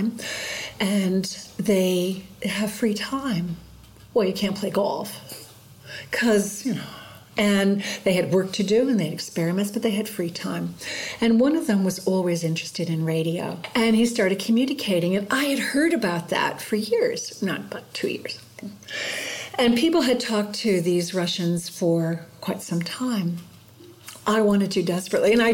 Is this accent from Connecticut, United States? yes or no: yes; New Haven, Connecticut, United States; born or raised there; moved away as an adult; now in Colac, Australia